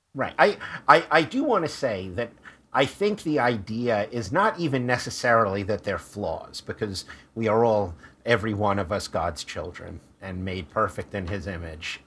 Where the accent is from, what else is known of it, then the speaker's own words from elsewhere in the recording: New York City, New York, United States; also born or lived in Brooklyn; I grew up in Queens.